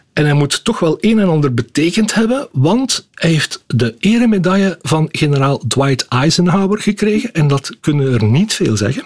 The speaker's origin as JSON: {"language": "Dutch", "town": "Schellebelle", "region": "Flanders", "country": "Belgium", "lives_now": "Ghent, Belgium", "said": "ik kom zelf eigenlijk uit Schellebel. Ik ben een aangespoelde Gentenaar."}